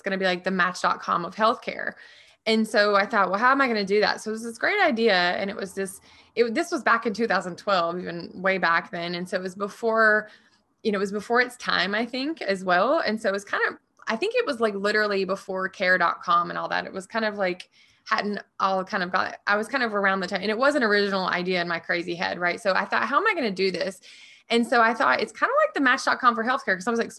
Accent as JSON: {"language": "English", "region": "the South", "country": "United States", "tie": "born or raised there", "said": "I was always like really resourceful because I grew up really poor in the South, right?"}